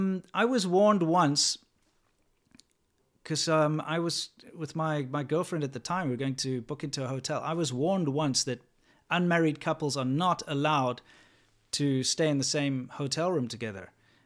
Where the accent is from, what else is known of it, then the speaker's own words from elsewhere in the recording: South Africa; I grew up in South Africa, kind of on the farms and that sort of thing.